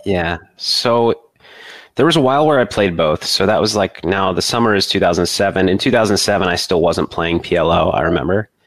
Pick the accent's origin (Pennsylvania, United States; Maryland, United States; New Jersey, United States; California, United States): Maryland, United States; moved away as an adult; also born or lived in Madison, Wisconsin; I grew up in Maryland